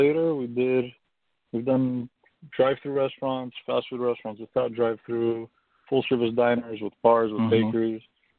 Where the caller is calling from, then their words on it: California, United States; I'm calling from sunny Southern California.